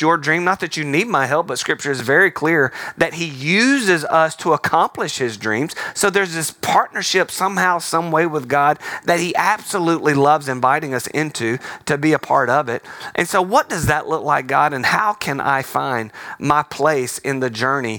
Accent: Alabama, United States; I'm from Alabama

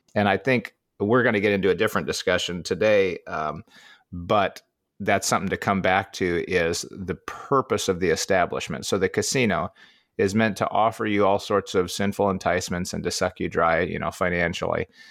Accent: Midwest, United States; as a Midwesterner

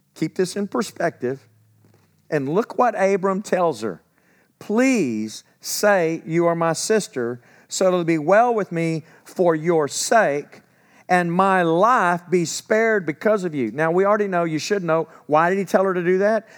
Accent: where Eastfield College is, Texas, United States; I grew up where Eastfield College is. I'm not far from home

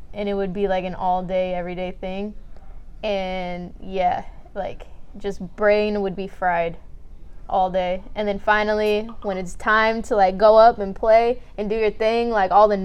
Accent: San Diego, California, United States; I'm from Dago, born and raised.

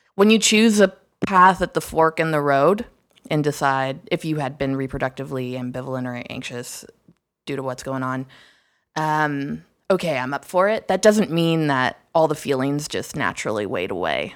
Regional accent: Toronto, Ontario, Canada; moved away; Toronto, my hometown

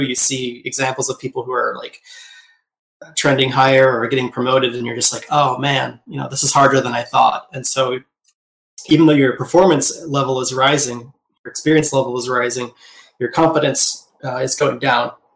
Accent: Wisconsin, United States; I was born in 1978 in Midwest U.S., uh, Wisconsin

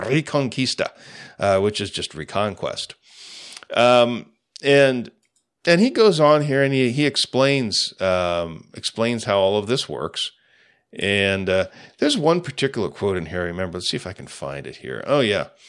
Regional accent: United States

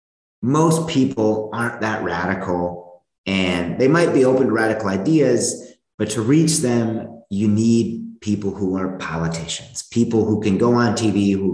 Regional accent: United States; moved away as an adult; now in Germany; I grew up in the United States

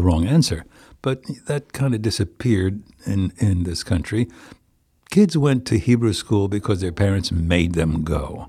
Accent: Plainfield, New Jersey, United States; now in White Plains, United States; I come from Plainfield, New Jersey

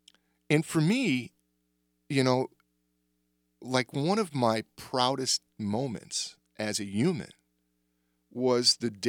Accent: the South, United States; born there; I was born in the Jim Crow South, and my mom is from the South.

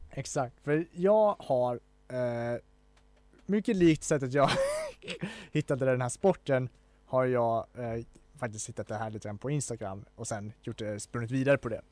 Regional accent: Falun, Dalarna County, Sweden; jag är från Falun

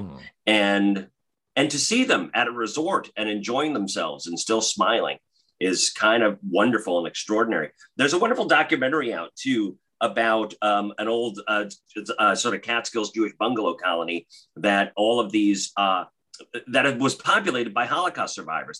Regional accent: New York metro area, United States; growing up in the New York metro area

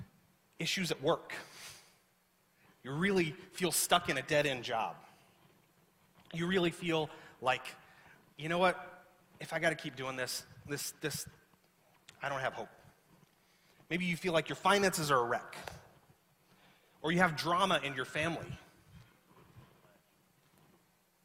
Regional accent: the South, United States; moved away; I grew up in the South where it's hot and humid.

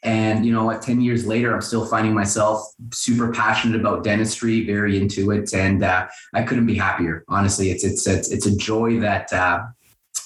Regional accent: Windsor, Ontario, Canada; I'm originally from Windsor, Ontario.

